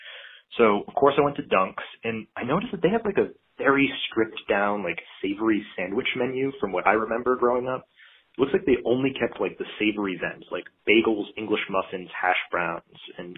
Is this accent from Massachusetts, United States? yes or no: yes; Massachusetts, United States; now in Florida, United States; I live in Florida now, and I don't really drink coffee that much anymore, but I'm originally from Massachusetts